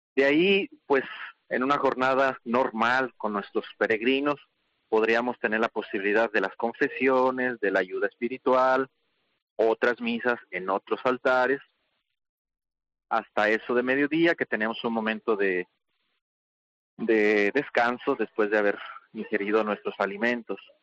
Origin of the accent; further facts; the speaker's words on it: Mexico; moved away as an adult; now in Jerusalem, Israel; dado que yo soy mexicano, pues mis primeros años los hice allá en México